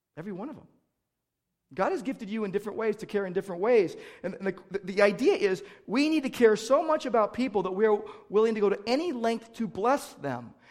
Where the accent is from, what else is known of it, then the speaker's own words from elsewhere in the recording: United States; as American Christians